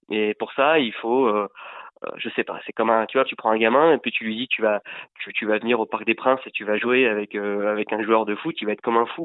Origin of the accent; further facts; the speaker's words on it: France; ici chez nous en France